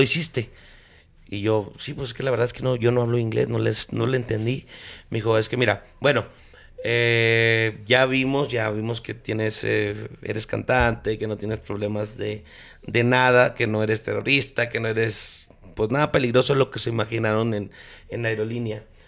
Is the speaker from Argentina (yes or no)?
no; Chihuahua, Mexico; yo soy de Chihuahua